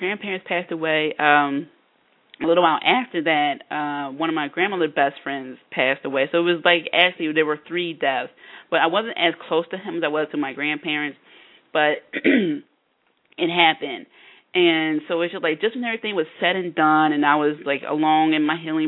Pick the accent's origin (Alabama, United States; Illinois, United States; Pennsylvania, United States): Pennsylvania, United States; Philadelphia; I'm from the Philadelphia area, and I went to LaSalle University